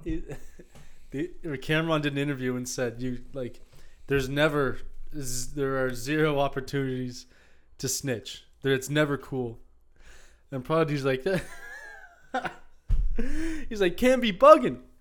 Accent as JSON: {"language": "English", "country": "Canada", "tie": "born or raised there", "said": "such a large part of growing up in Fairview"}